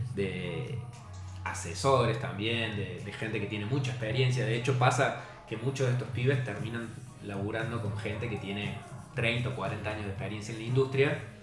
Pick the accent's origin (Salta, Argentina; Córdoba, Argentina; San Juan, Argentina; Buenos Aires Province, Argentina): Córdoba, Argentina; Hay mucha gente que piensa que somos de Buenos Aires. Y nos pregunta, ¿cuándo van a volver a Córdoba?